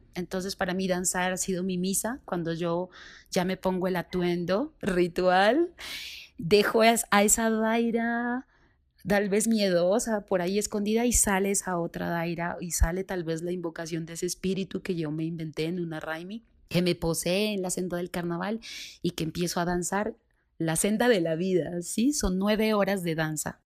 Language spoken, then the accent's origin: Spanish; Pasto, Nariño, Colombia; now in Bogotá, Colombia; lo que es mi tierra, ¿sí? de lo que soy yo